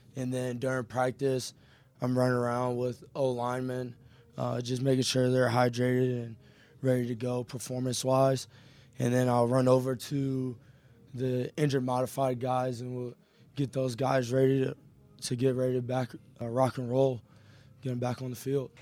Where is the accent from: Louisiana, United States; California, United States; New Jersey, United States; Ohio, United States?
Ohio, United States; Elyria; I'm originally from Elyria, Ohio, so not too far, I'm pretty much back home